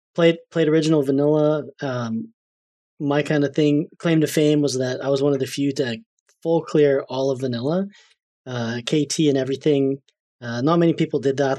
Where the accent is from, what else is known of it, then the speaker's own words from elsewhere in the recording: Canada; I'm Canadian